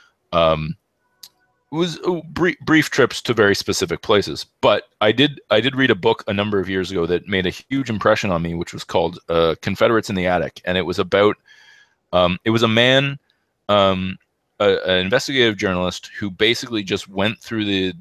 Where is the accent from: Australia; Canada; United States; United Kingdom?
Canada; had this impression as a Canadian